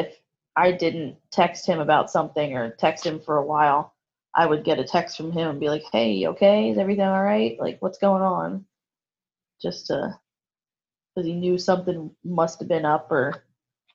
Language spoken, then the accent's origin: English; Berks County, Pennsylvania, United States; I'm from Berks County.